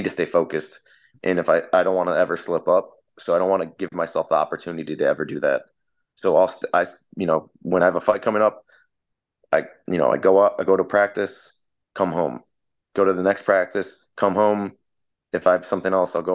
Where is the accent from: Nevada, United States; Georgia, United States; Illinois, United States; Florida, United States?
Illinois, United States; Chicago; moved away as an adult; now in California, United States; I grew up in Chicago, so I'm a very big sports fan